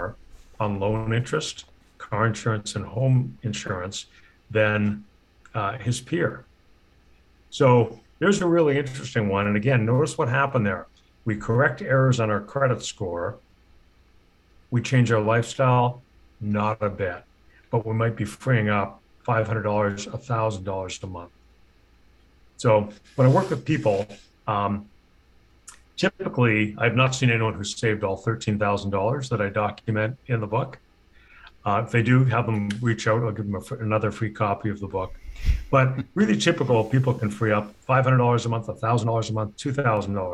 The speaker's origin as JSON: {"language": "English", "country": "Canada", "moved": "as an adult", "lives_now": "United States", "said": "I'm a Canadian and recently moved to the US"}